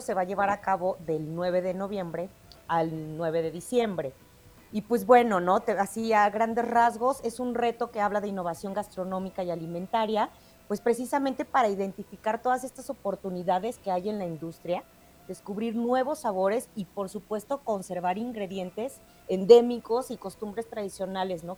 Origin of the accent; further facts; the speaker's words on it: Guanajuato, Mexico; nuestro hermoso estado